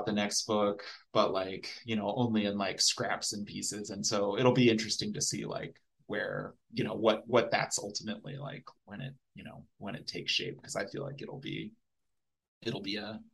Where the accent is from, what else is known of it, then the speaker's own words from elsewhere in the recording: Dayton, Ohio, United States; I'm from Dayton.